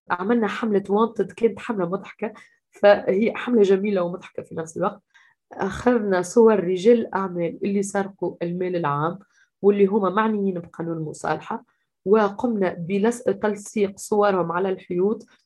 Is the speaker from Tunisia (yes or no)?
yes; Sfax, Sfax Governorate, Tunisia; وشاركت آه، في كل التحركات تقريبا في مدينتي في صفاقس